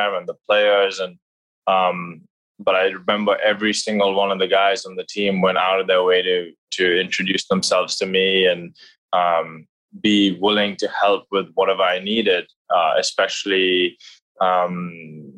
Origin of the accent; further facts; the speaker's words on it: Mumbai, Maharashtra, India; moved away as an adult; I grew up in Mumbai, India. I was there right until I came to Trinity